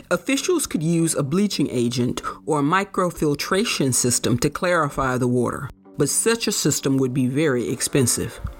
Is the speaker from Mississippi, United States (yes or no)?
yes; Greenville, Mississippi, United States; growing up in Greenville